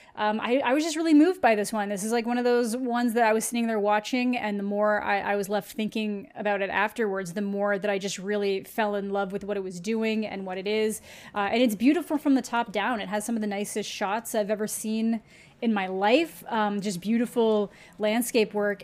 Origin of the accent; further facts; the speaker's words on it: Canada; as a Canadian